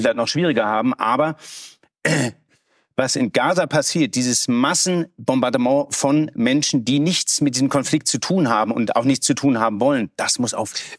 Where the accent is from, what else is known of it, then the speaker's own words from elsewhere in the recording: Germany; als Deutscher